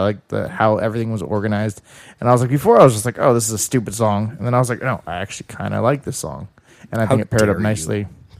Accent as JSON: {"language": "English", "country": "Philippines", "said": "Yeah, I'm the Filipino pinguino."}